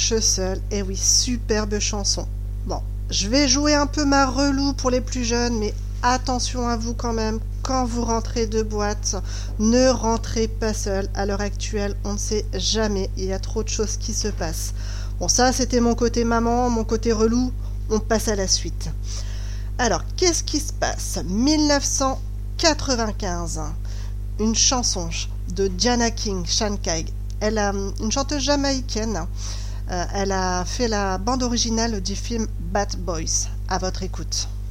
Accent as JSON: {"language": "French", "region": "Brittany", "country": "France", "said": "chez nous en Bretagne"}